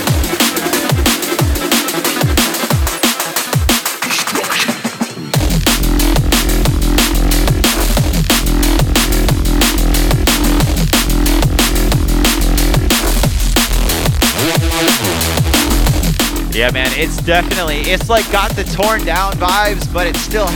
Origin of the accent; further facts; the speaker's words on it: Florida, United States; moved away; I'm from Florida originally